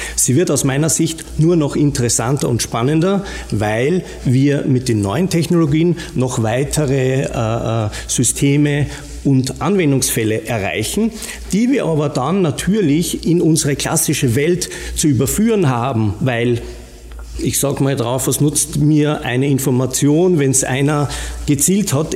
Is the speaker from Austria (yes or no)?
yes; Austria; accent: Austrian; moved away as an adult; now in Rosenheim, Germany; wie man hört, äh, an meinem äh, vielleicht noch österreichischen Akzent erkennbar, lebe aber mittlerweile in Bayern